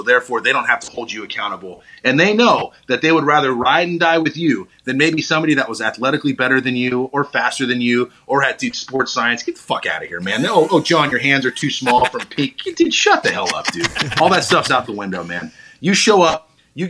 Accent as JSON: {"language": "English", "town": "Woodinville", "region": "Washington", "country": "United States", "tie": "born or raised there", "also_born_or_lived": "Philadelphia", "moved": "yes", "said": "I grew up in Woodinville, and my mom is buried in Woodinville, which is 30 minutes north of Seattle. And so my early childhood was that."}